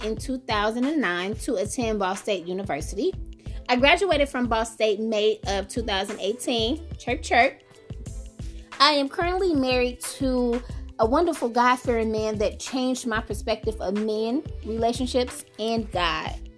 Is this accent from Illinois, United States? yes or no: yes; Chicago, Illinois, United States; moved away as an adult; now in Muncie, United States; I was born and raised in Chicago, Illinois. I currently reside in Muncie, Indiana.